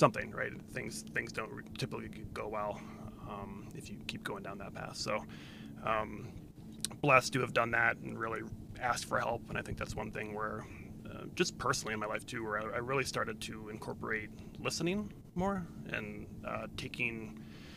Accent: D.C., Virginia, United States; I grew up in Virginia on the near Washington, D.C.

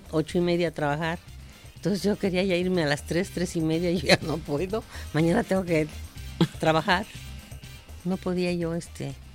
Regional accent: Mexico City, Mexico; born there; Nací, gracias a Dios, en México. Soy mexicana y me da mucho orgullo serlo.

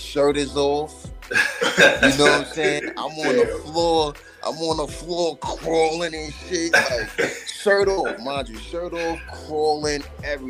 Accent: New York City, New York, United States; I'm from New York City. I'm from Queens.

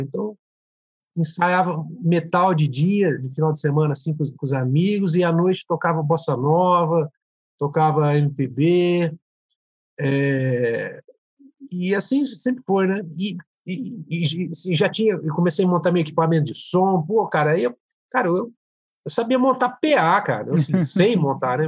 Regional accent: Franca, São Paulo, Brazil; Eu sou daqui do interior de São Paulo, né? Uma cidade de Franca

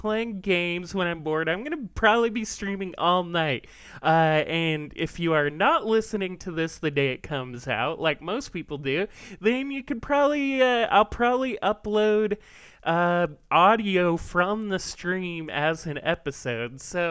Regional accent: Washington, United States; born and raised in Washington

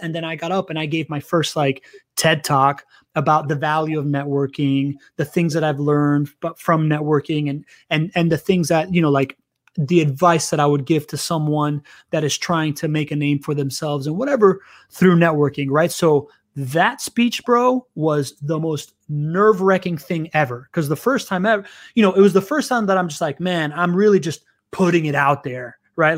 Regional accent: Miami, Florida, United States; first language Spanish; English is a second language; also born or lived in Venezuela; I grew up in, in Miami.

